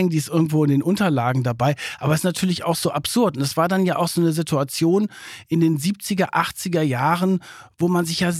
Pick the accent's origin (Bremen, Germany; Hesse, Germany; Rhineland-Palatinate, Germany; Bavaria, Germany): Bremen, Germany; born there; ich bin ja in Deutschland geboren, 1969 in Bremen